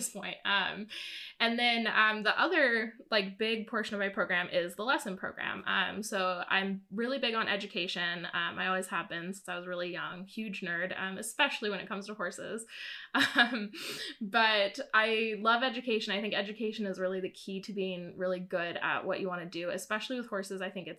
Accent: Southwest Missouri, United States; also born or lived in Vancouver area, Canada; I'm from Missouri, Southwest Missouri. And born and raised there

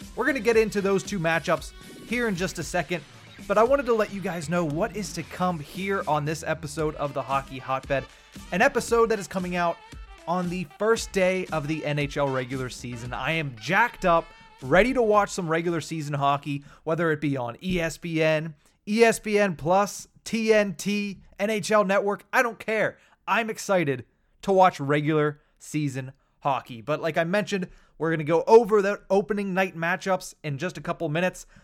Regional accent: Western Pennsylvania, United States; I grew up in Western Pennsylvania

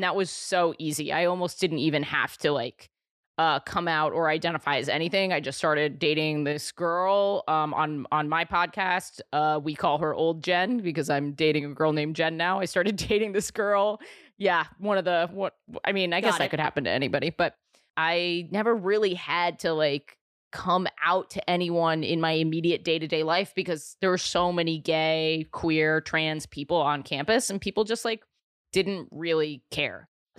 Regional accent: New York City, New York, United States; New York City. I'm born and raised here in the city.

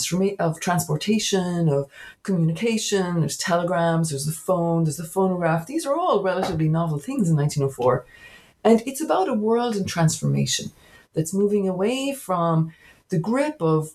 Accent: County Cork, Munster, Ireland; now in Berkeley, United States; I'm actually a native of Ireland. I grew up in County Cork

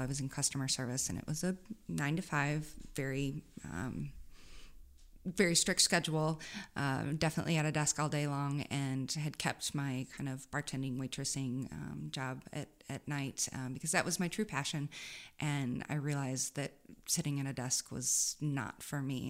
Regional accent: Saint Charles, Missouri, United States; also born or lived in Columbia, Missouri; I grew up out, outside of Saint Louis in Saint Charles.

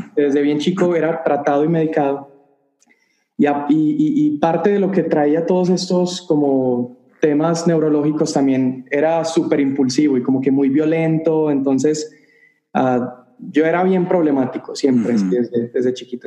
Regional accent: Medellín, Antioquia, Colombia; now in El Paso, United States; yo soy colombiano de Medellín, Colombia, la ciudad más hermosa del mundo

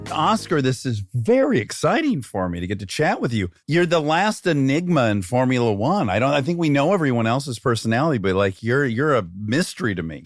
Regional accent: Detroit, Michigan, United States; I grew up in Detroit, Michigan

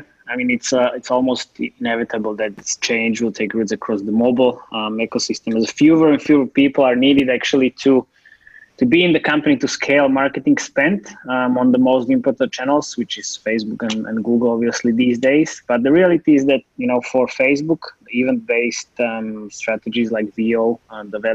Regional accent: Slovakia; I'm from Slovakia and I'm based here.

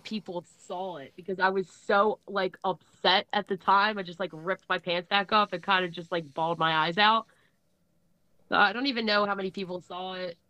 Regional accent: Philadelphia, Pennsylvania, United States; also born or lived in Levittown; But I'm from Philly, and for some reason, like, people didn't mess with people who came from Philly.

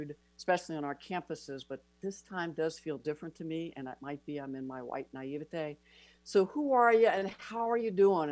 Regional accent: Prince George's County, Maryland, United States; I grew up in Prince George's County

